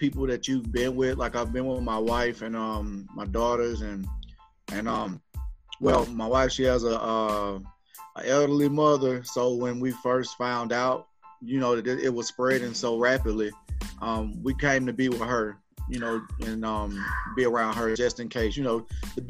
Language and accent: English; Gaston, Alabama, United States; also born or lived in Birmingham, Alabama; Shout out to Gaston, Alabama. They pretty much raised me, up from a kid